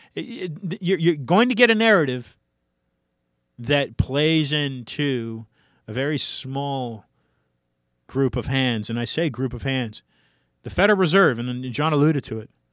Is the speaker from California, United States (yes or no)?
yes; San Francisco, California, United States; I hail from San Francisco